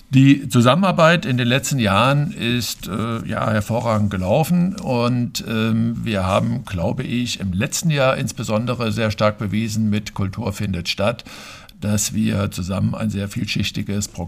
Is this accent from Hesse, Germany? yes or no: yes; Fulda, Hesse, Germany; Ja, also ich bin sogar in Bernhards geboren direkt gehöre noch zu den wenigen seltenen Hausgeburten